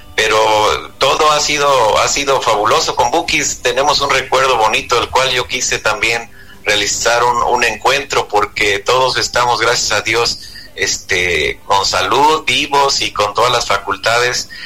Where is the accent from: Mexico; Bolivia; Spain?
Mexico; Ario de Rosales, Michoacán; mi pueblo, ahí en Ario Rosales, Michoacán, de donde yo soy oriundo